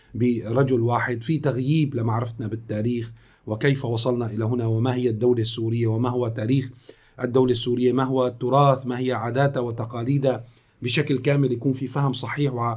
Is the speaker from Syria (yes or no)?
yes; Syria; نحن كسوريين